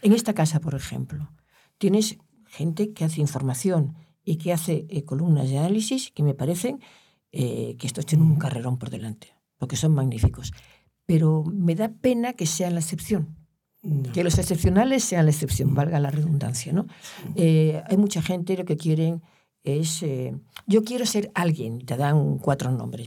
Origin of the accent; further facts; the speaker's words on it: Galicia, Spain; yo soy gallega